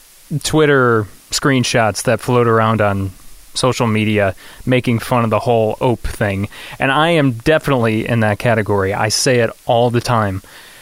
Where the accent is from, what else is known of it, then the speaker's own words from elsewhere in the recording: Midwest, United States; There's one here in the Midwest that I fall into so easily.